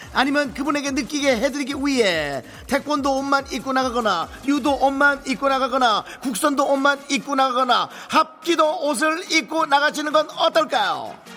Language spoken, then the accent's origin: Korean; South Korea; 내가 한국 사람이라 그런지 몰라도